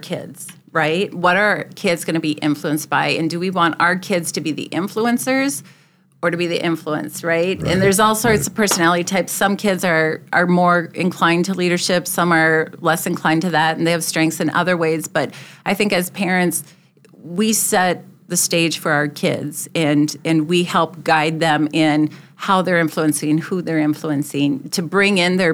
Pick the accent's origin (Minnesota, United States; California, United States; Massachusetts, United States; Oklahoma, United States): Minnesota, United States; Luverne; also born or lived in Duluth / Sioux Falls; now in Brandon, United States; I grew up in Laverne, so a small town community